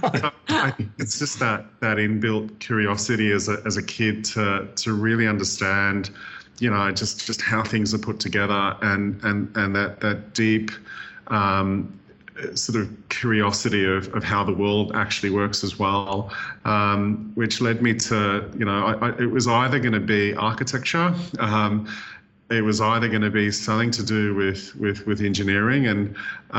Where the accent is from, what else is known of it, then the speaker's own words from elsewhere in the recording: Australia; as Australian designers